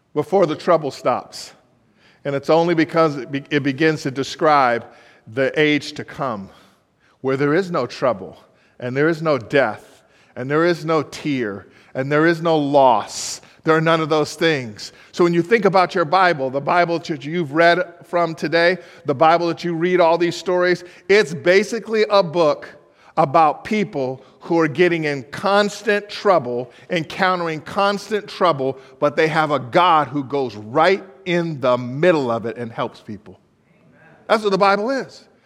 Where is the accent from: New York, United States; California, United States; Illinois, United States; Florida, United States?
California, United States; Los Angeles; moved away as an adult; now in Baltimore, United States; I was born in Los Angeles